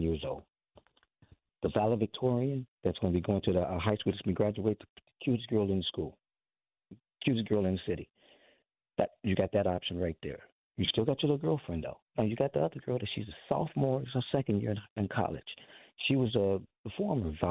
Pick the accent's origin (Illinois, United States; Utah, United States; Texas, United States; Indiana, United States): Illinois, United States; Chicago; also born or lived in Hanover Park, Illinois; I'm from Chicago, grew up on the South Side of Chicago, Rob Taylor Project years ago.